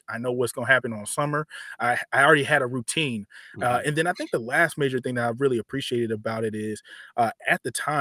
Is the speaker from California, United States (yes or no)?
yes; Sacramento, California, United States; I'm from Sacramento, Southside Sacramento, born and raised